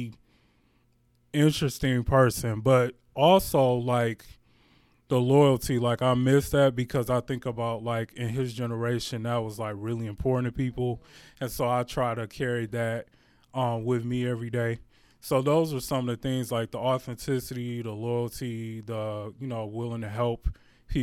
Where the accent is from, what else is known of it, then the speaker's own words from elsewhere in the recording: Detroit, Michigan, United States; I'm born and raised in Detroit, Michigan, so definitely homegrown